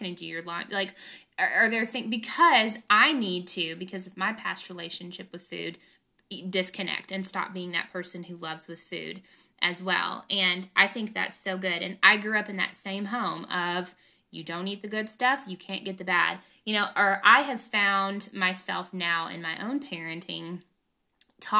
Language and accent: English; the South, United States; I grew up in the South